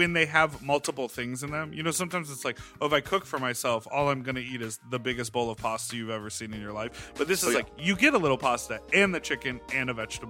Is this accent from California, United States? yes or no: no; Evanston, Illinois, United States; I am from Evanston. That's my hometown.